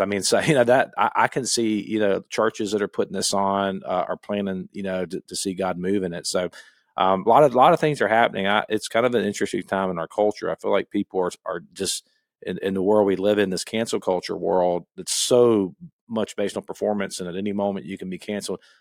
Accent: Gainesville, Florida, United States; I grew up in Gainesville

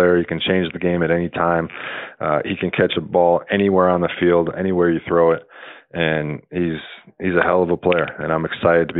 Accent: Wisconsin, United States; I grew up obviously in Wisconsin

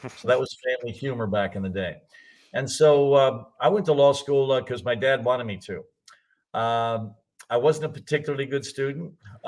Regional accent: Mumbai, Maharashtra, India; born there; I was born in Bombay, India, to an oil businessman.

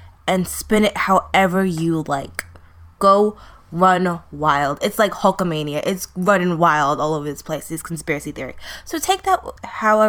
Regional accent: New York City, New York, United States; I'm from Brooklyn

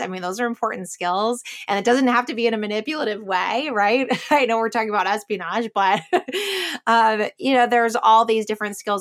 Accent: Chicago, Illinois, United States; I grew up in Chicago area with like cornfields

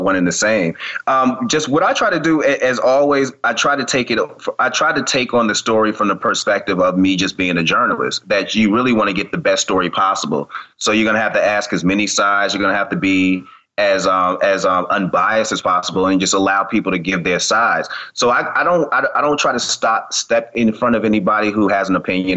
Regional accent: Boston, Massachusetts, United States; moved away as an adult; now in Atlanta, United States; definitely my hometown, Boston

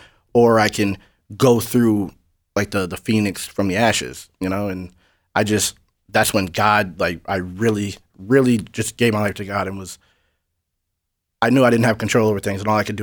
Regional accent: New Hampshire, United States; I'm from New Hampshire. It's 95% white. There's no real struggle.

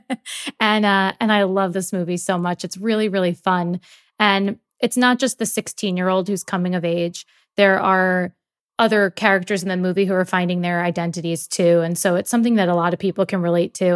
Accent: New York, United States; I grew up in New York

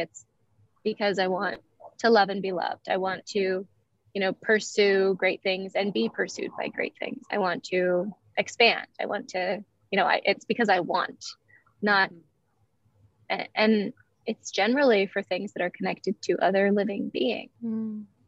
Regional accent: Eugene, Oregon, United States; I was born in Eugene, Oregon, November 18th, 1986

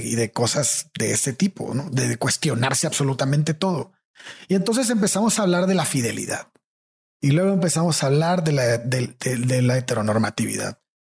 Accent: Tampico, Tamaulipas, Mexico; moved away; also born or lived in San Luis Potosí / Mexico City; lo lejos que estamos en Tampico de ser personas abiertas

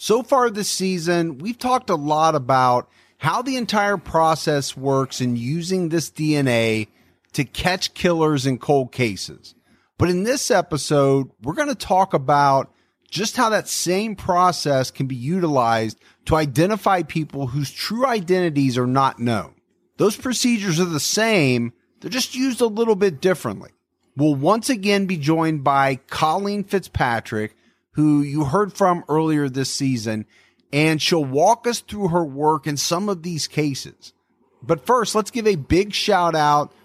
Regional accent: Ohio, United States; my home state of Ohio

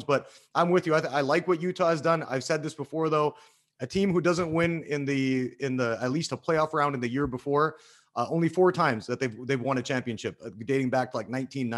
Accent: west coast of Canada, Canada; I'm from the West Coast of Canada

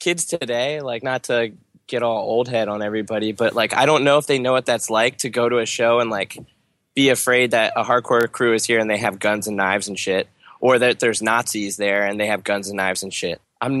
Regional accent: Harrisburg, Pennsylvania, United States; I was born and raised in Harrisburg.

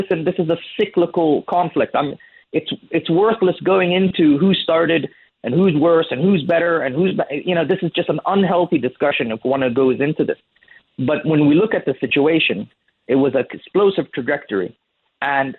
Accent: United States; also born or lived in United Kingdom; now in Saudi Arabia; I was brought up in the United States, lived most of my life in the UK

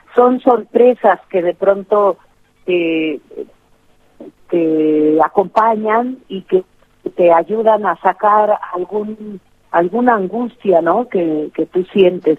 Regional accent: Oaxaca, Mexico; es un hábito bien mexicano y bien oaxaqueño de, siempre decir eh, las cosas en, en plural porque em, no, no se acostumbra a ser individualista en este sur de México de donde yo soy

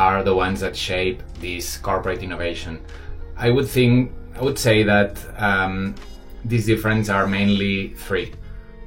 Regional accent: Barcelona, Catalonia, Spain; moved away as an adult; now in Shanghai, China; I'm from Barcelona, but I've been living 12 years in Shanghai

